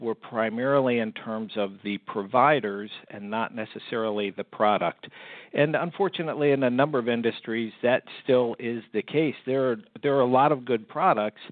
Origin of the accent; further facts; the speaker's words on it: United States; moved away as an adult; also born or lived in Fort Lauderdale, Florida / California; I grew up right outside of Washington, D.C.